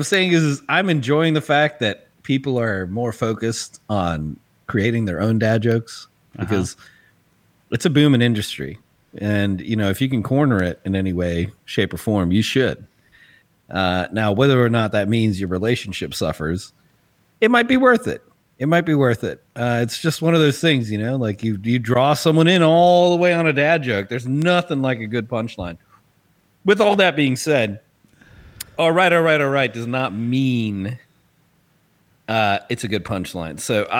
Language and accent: English; South Africa; I'm going to tell you right now, Charlize, as a South African, I am ashamed.